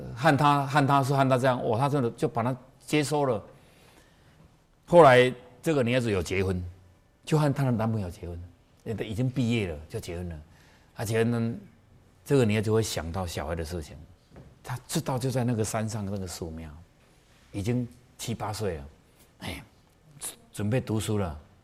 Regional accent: Taiwan; 我们台湾人是最会算的，我们都加一岁

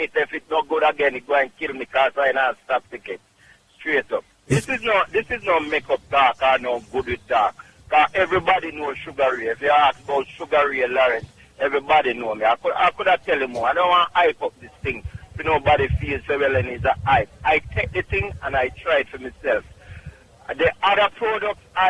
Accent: Clark's Town, Trelawny, Jamaica; now in Bronx, United States; Clarkstown, Jamaica, Trelawney

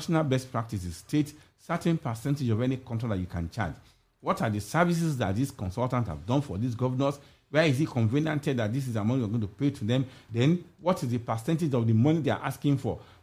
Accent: Nigeria; as a Nigerian

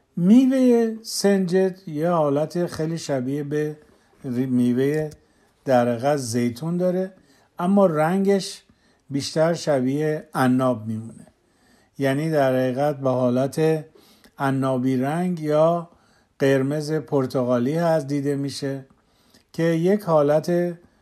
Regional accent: southwest Iran, Iran; moved away; در جایی که من بزرگ شدم در جنوب غرب ایران

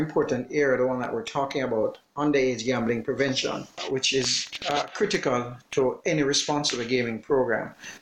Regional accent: Jamaica

